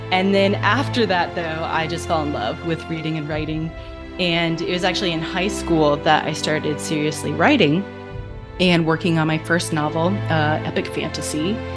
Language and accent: English; China; moved away as an adult; also born or lived in Cleveland, Ohio; So I was born in Cleveland. That's where I'm originally from. But at the age of four, my parents moved from Ohio to China and I pretty much grew up in China until the age of 18.